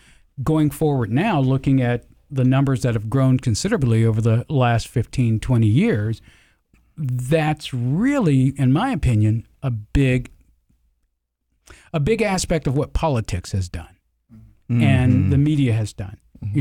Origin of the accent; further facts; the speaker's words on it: Georgia, United States; accent: Southern; I'm originally from the South. Used to have a deep Southern accent.